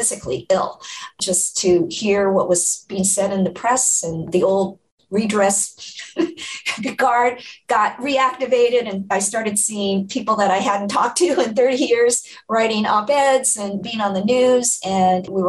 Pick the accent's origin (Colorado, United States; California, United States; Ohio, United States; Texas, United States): California, United States; Orange County; I grew up in Orange County.